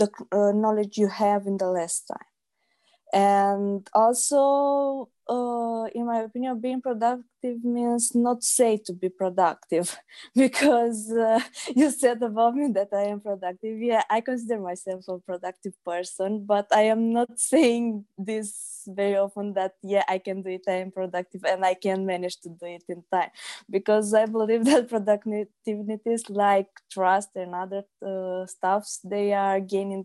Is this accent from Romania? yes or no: yes; Iași, Iași County, Romania; I am from Romania, Iași